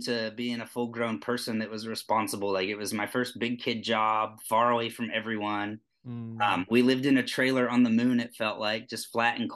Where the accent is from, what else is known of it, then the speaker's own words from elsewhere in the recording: Pennsylvania, United States; moved away as an adult; also born or lived in Toledo, Ohio / North Dakota; now in Yuma, United States; I was born in Pennsylvania, really close to Penn State University